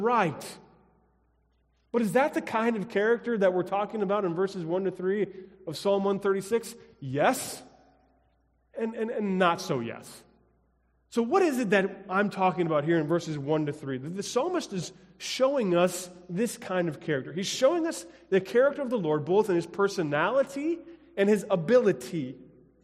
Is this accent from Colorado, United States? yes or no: yes; Colorado, United States; moved away as an adult; also born or lived in Illinois; Growing up in Colorado, we didn't have forest preserves